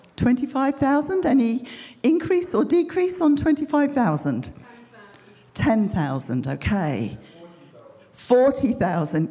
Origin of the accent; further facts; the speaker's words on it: United Kingdom; moved away as an adult; we're British, but we hadn't lived here for 22 years.